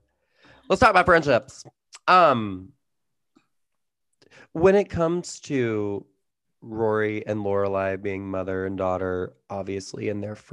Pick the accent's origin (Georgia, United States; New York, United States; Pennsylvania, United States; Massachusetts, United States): Georgia, United States; we're from Georgia